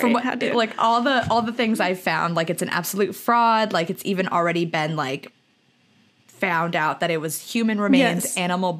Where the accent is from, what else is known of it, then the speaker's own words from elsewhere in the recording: Lahaina, Hawaii, United States; moved away; Lahaina is such a part of us. It's where we were raised.